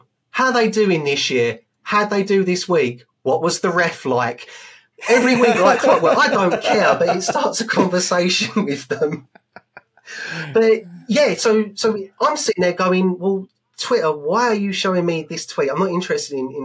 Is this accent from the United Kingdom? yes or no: yes; United Kingdom; as a British man in the UK